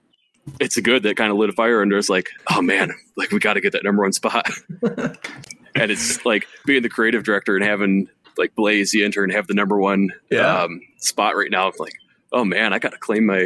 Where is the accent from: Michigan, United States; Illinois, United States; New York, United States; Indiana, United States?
Michigan, United States; Ottawa Lake; Yep, from Ottawa Lake, right above Toledo.